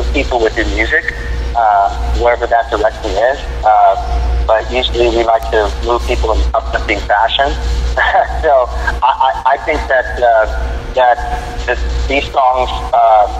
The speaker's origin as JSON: {"language": "English", "town": "Los Angeles", "region": "California", "country": "United States", "tie": "born or raised there", "said": "I was born and raised here in Los Angeles and LA, California"}